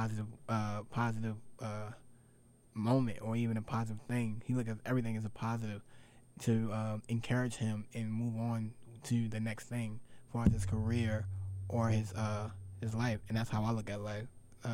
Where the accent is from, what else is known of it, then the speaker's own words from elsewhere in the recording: United States; I'm from America